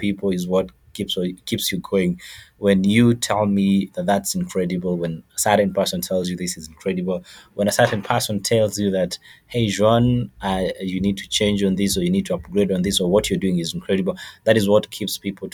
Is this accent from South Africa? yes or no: no; Rwanda; also born or lived in Kenya; now in Nairobi, Kenya; I'm a refugee from Rwanda. We came here quite some years ago in Kenya.